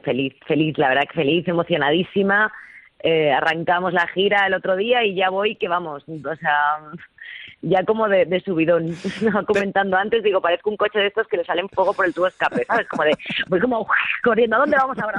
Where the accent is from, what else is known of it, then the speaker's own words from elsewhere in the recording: Andalusia, Spain; moved away; qué ganas tengo de ir a Andalucía, qué ganas tengo de pisar mi casa, mi tierra